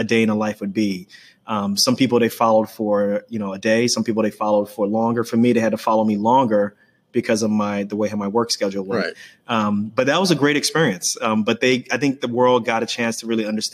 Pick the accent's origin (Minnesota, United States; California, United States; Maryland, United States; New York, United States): New York, United States; New York City; I grew up in Queens, New York.